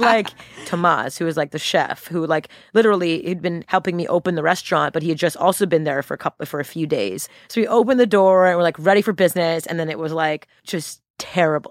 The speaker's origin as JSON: {"language": "English", "town": "Montreal", "region": "Quebec", "country": "Canada", "tie": "born or raised there", "moved": "yes", "said": "I'm from Montreal, born and raised"}